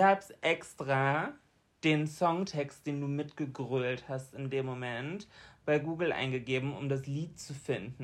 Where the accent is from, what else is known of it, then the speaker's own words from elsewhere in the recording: Bremen, Germany; bei uns in Bremen